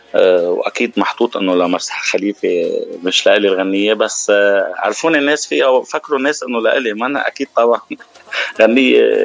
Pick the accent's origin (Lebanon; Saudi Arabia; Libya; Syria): Lebanon; Mount Lebanon; now in Dubai, United Arab Emirates; انا ابن جبل لبنان